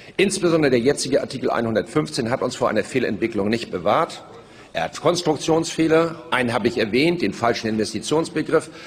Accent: Germany; als Deutsche

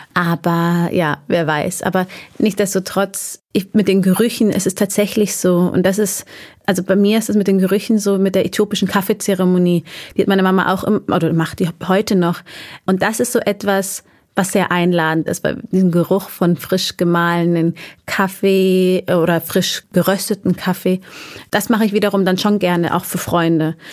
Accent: Erding, Bavaria, Germany; also born or lived in Munich; Ich bin in Erding geboren. Ähm, das ist ein Vorort von München. Und äh, da auch groß geworden, bis ich neun war. Und dann sind wir mit der Familie nach München gezogen. Also ich bin eigentlich durch und durch Bayerin

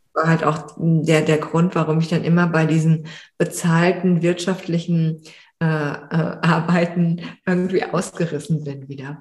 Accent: Frankfurt, Hesse, Germany; moved away; in Frankfurt, also wo ich aufgewachsen bin

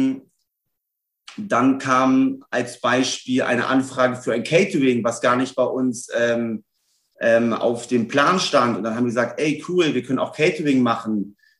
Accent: Celle, Lower Saxony, Germany; moved away as an adult; now in Hamburg, Germany; Ich äh, lebe seit elf Jahren in Hamburg, komme gebürtig aus Niedersachsen, Raum Celle

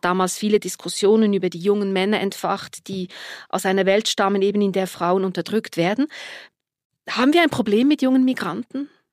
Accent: Switzerland; bei uns in der Schweiz

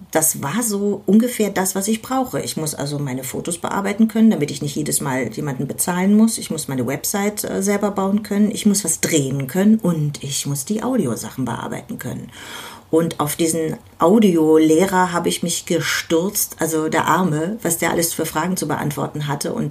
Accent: Berlin, Germany; Und ja, damit geht man ins Bett als Berliner Kind.

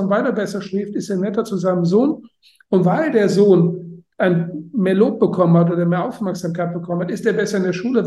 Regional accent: Germany; ich äh, bin Deutscher

